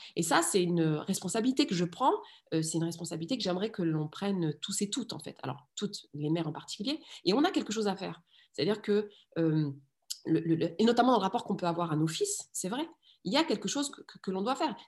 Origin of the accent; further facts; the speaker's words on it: France; also born or lived in Rif, Morocco; j'ai vraiment grandi alors en France, mais je suis née au Maroc et je suis née dans le Rif